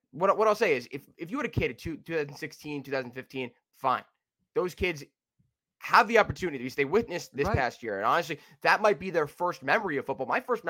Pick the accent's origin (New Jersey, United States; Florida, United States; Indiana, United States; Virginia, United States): New Jersey, United States; also born or lived in New York; I'm from New Jersey